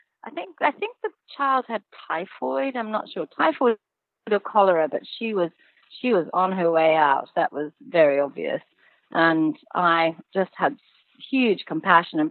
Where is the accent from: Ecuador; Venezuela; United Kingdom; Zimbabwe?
Zimbabwe; moved away; I was born and raised in Zimbabwe, and the gentleman who raised me as a child was actually a witch doctor